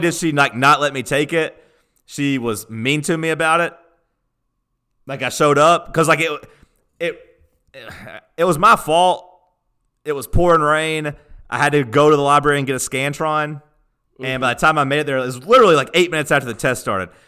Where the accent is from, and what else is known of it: Tennessee, United States; born or raised there